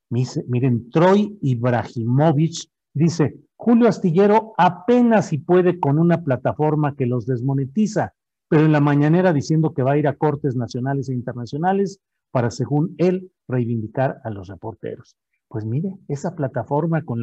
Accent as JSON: {"language": "Spanish", "town": "Torreón", "region": "Coahuila", "country": "Mexico", "tie": "born or raised there", "said": "paisano mío. Yo soy de Torreón, Coahuila, nacido ahí"}